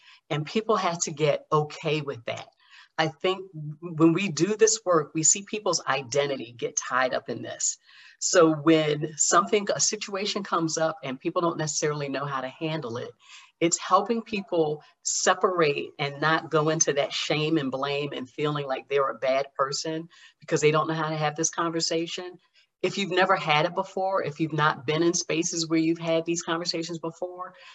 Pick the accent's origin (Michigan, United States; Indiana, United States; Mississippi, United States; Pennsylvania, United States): Pennsylvania, United States; Philadelphia; I'm from Philadelphia